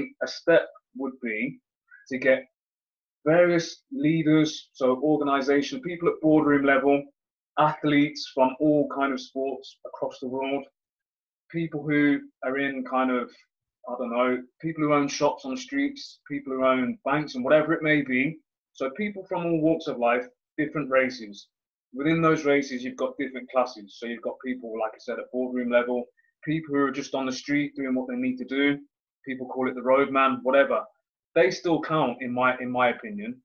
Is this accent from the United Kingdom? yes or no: yes; Leamington Spa, West Midlands, United Kingdom; now in Coventry, United Kingdom; I'm from Leamington Spa, which is a small town just outside of Coventry